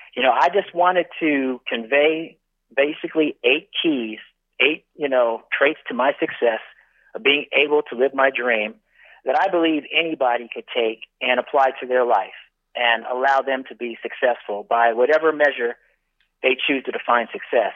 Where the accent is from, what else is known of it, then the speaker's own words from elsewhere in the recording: Northern California, United States; moved away as an adult; here I am growing up in Northern California